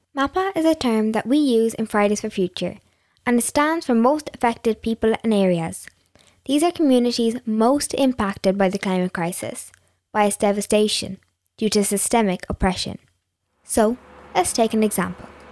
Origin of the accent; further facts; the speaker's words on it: Cork, Munster, Ireland; I'm from Cork